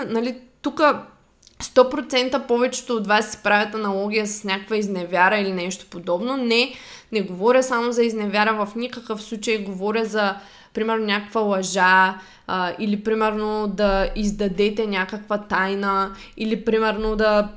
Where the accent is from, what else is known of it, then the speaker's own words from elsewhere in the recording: Shumen, Shumen Province, Bulgaria; moved away; аз съм от Шумен и в Шумен, малкия град, когато ти си тинейджър и израстваш